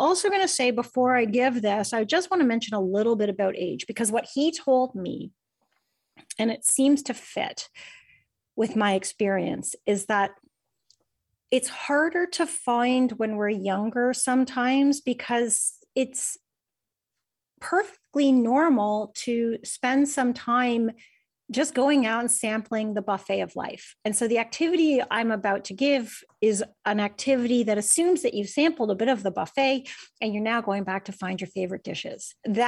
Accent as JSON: {"language": "English", "country": "Canada", "said": "Is that how I pronounce it? I'm Canadian."}